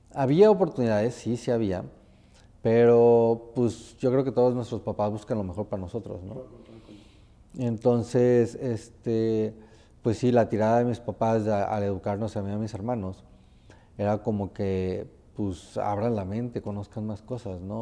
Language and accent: Spanish; Tempoal, Veracruz, Mexico; moved away; yo soy de un pueblo, soy de un pueblo que se llama Tempal, Veracruz